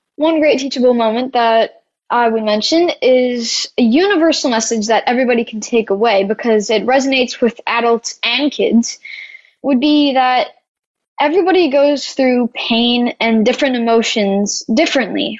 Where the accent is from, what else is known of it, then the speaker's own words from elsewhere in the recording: Canada; I come from Canada and we were in Georgia